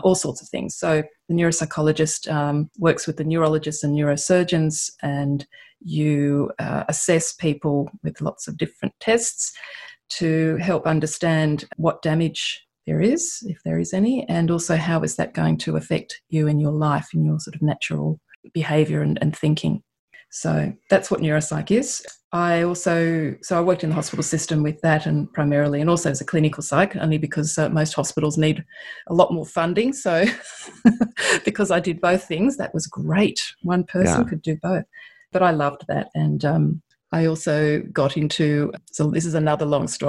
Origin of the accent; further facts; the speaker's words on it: Australia; accent: Australian; also born or lived in Europe; you can hear by my accent that I am from Australia, but I actually am Italian. I just have a wonderful Australian accent that I'm very proud